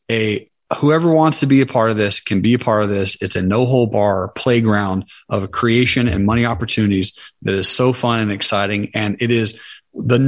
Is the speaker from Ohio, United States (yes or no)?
no; South Georgia, United States; I was raised in South Georgia and I grew up pretty poor